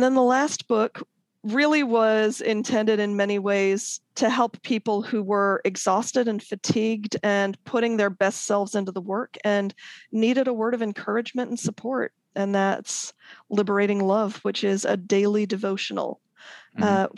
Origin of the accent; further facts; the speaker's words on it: Akron, Ohio, United States; moved away as an adult; also born or lived in England / Baltimore / Washington, D.C. / Chicago; now in Bay Area, United States; I was born in England, and we moved to Akron, Ohio, when I was a toddler